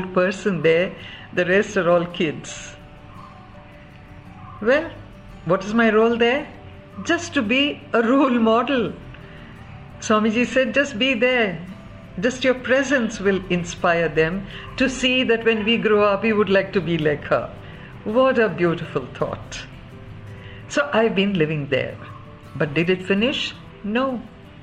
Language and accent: English; Mysore, Karnataka, India; moved away; I grew up in Mysore, and after nearly 40 odd years, I had to go back there.